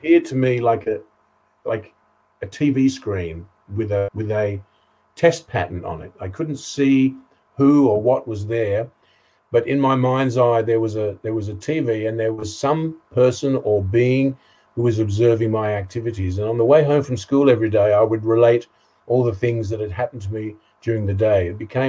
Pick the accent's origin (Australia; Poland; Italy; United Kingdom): United Kingdom; East of England; And I was born in a Jewish family in Essex in England, 1952.